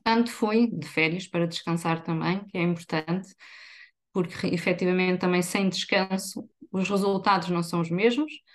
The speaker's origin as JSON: {"language": "Portuguese", "town": "Viseu", "region": "Centro", "country": "Portugal", "tie": "born or raised there", "moved": "as an adult", "lives_now": "Aveiro, Portugal", "said": "sou natural de Viseu"}